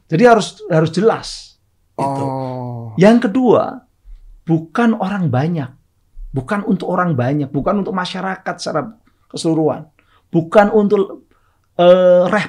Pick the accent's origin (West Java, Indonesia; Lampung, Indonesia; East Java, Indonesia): East Java, Indonesia; Surabaya; orang Surabaya, saya kebetulan orang Surabaya.